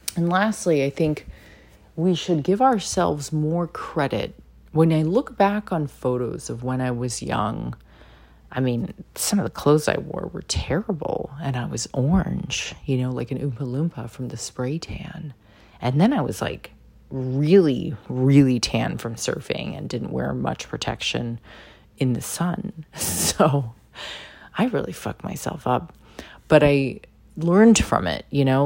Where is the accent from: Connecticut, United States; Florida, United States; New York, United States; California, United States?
California, United States; San Diego; I'm Polish and Japanese, and I did not look like everybody I grew up with in San Diego